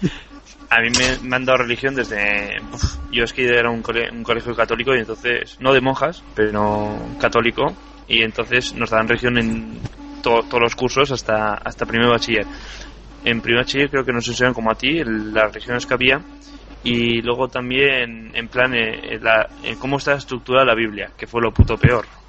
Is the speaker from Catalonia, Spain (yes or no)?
no; Navarre, Spain; yo en cambio soy de Navarra